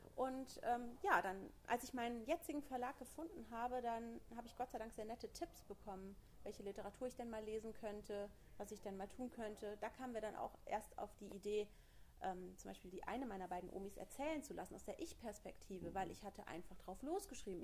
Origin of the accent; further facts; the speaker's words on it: Koblenz, Rhineland-Palatinate, Germany; ich komme aus Koblenz